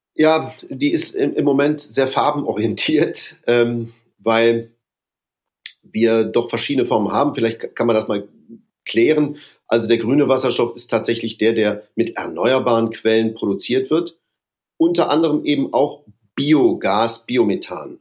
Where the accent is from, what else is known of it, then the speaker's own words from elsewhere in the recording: Duisburg, North Rhine-Westphalia, Germany; moved away as an adult; also born or lived in Bonn; now in Brussels, Belgium; Bin ja ein Kind des Ruhrgebiets